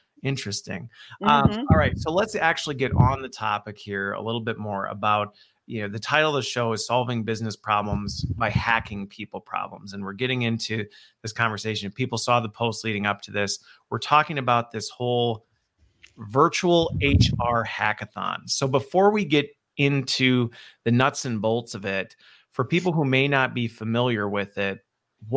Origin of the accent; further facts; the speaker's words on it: United States; also born or lived in Waukesha, Wisconsin; I'm stateside and always have been